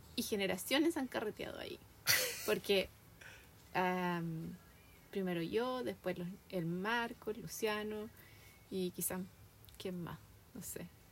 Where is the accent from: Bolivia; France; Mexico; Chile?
Chile; also born or lived in Santiago; now in United States; somos amistosos los chilenos